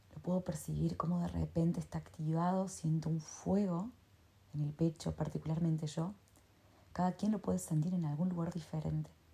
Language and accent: Spanish; Argentina; yo soy de Argentina